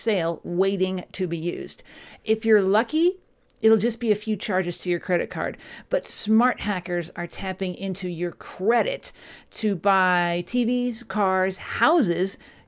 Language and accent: English; Dallas, Texas, United States; you're in my hometown of Dallas. That's where I grew up